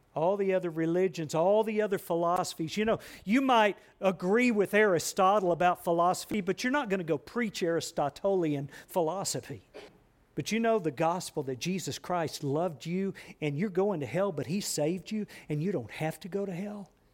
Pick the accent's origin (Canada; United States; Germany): United States; I'm an American.